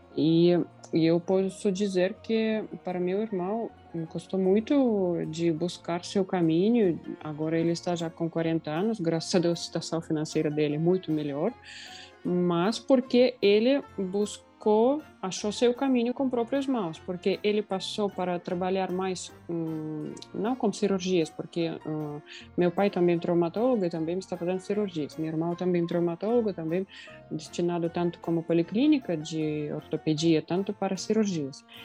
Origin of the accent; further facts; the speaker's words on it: Russia; Portuguese is a second language; moved away; a cidade onde eu nasci, é a cidade de dois mil, duzentos mil habitantes na Rússia